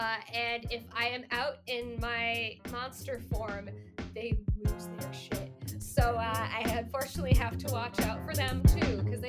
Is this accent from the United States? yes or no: no; India; I am from India, spoiler alert.